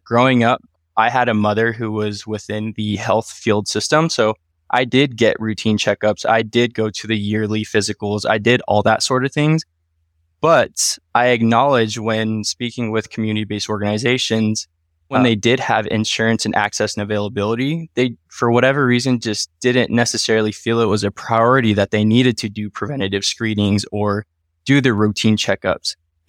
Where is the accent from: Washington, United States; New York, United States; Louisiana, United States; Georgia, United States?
Washington, United States; Wenatchee; born there; Myself, I was born in 1992 in Wenatchee, Washington. So 30 years of Washington history, if you will.